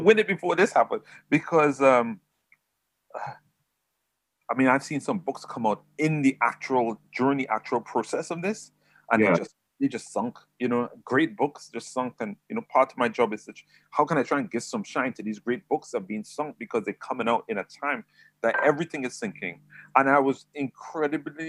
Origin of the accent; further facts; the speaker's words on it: San Fernando, Trinidad & Tobago; moved away as an adult; also born or lived in Hackney, London; now in England; I was actually raised in Trinidad